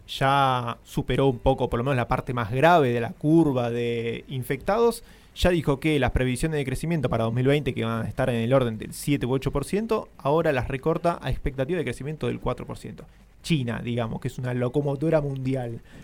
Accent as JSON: {"language": "Spanish", "country": "Argentina", "said": "Somos la Argentina, un país unido"}